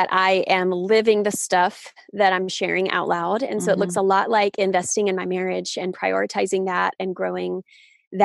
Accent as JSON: {"language": "English", "region": "the South", "country": "United States", "tie": "born or raised there", "said": "I grew up in the South"}